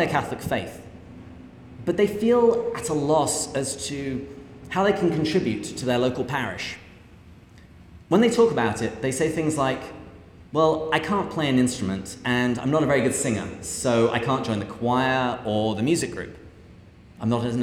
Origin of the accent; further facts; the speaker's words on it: England, United Kingdom; moved away as an adult; now in United States; I grew up in England, where I had a fairly typical upbringing.